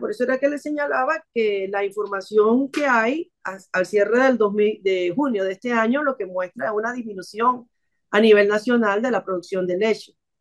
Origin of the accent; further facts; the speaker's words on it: Panama; como panameños